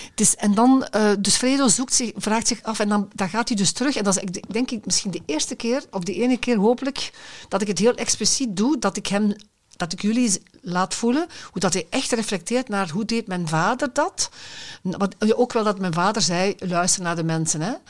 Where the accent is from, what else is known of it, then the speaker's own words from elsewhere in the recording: Limburg, Belgium; now in Brabant, Belgium; ik ben Limburger van aard. Hè, en ik woon al heel lang in Brabant